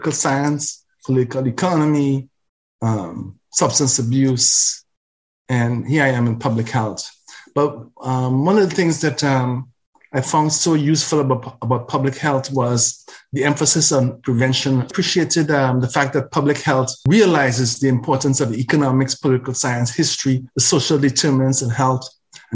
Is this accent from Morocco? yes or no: no; Trinidad & Tobago; now in Canada; My Black identity is grounded in Africa, in Africa's river valley civilizations, the Nile especially, and is matured and nurtured by the culture of Trinidad and Tobago